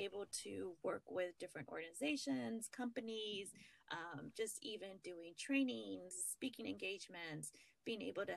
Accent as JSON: {"language": "English", "region": "California", "country": "United States", "tie": "born or raised there", "moved": "as an adult", "lives_now": "Virginia, United States", "said": "my home state of California"}